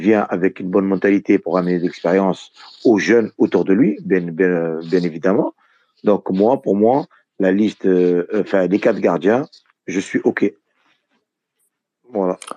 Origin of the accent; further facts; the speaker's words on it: Tunisia; voilà, je suis tunisien comme la majorité qui sont ici.